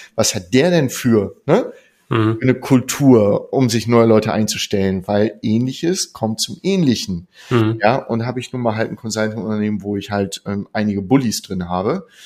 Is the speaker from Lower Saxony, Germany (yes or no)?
yes; Lower Saxony, Germany; ich komme aus Niedersachsen